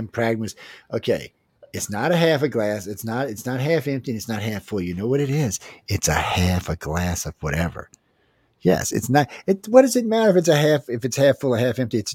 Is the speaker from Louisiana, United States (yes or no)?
yes; Cajun, Louisiana, United States; accent: Cajun; my Cajun accent